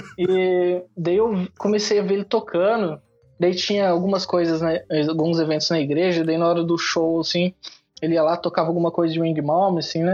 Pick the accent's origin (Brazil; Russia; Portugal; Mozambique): Brazil; São José dos Campos, São Paulo; moved away as an adult; now in Japan; interior de São Paulo, sou de São José dos Campos